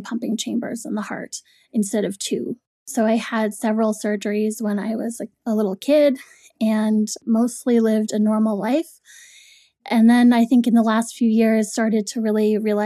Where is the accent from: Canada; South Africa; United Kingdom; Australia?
Canada; Toronto, Ontario; now in New York, United States; I grew up in Toronto, Canada. I moved to New York.